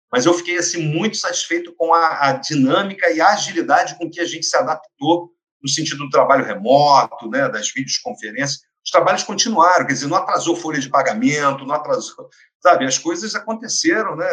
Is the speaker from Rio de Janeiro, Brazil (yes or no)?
yes; Niterói, Rio de Janeiro, Brazil; Eu sou nascido em Niterói, tive chance de estudar fora do país, etc. Mas sempre trabalhei em Niterói